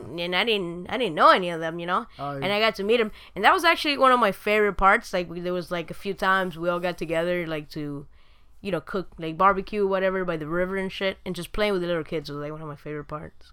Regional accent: Argentina; moved away; also born or lived in Uruguay; I was born in Argentina.

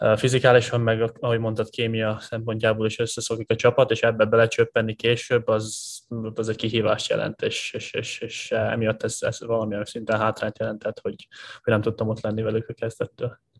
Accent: Hungary; moved away as an adult; also born or lived in Los Angeles / Szombathely / Körmend; magyar vagyok

